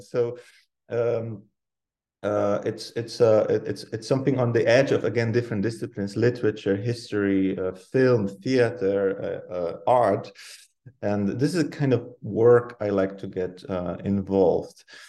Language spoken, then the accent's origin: English; Poland; moved away as an adult; now in Netherlands; I come from Poland, uh, but I'm based in the Netherlands, living here like half of my life uh, by now or more